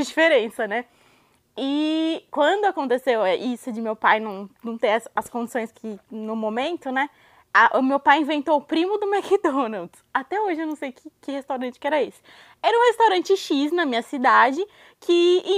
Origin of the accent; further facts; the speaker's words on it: Brazil; moved away as an adult; now in United States; eu saí do Brasil tem sete anos quase já